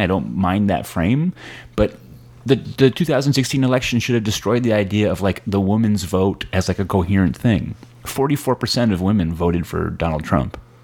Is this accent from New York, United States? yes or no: no; Connecticut, United States; moved away as an adult; now in Brooklyn, United States; I live in Brooklyn. Uh, I grew up in Connecticut.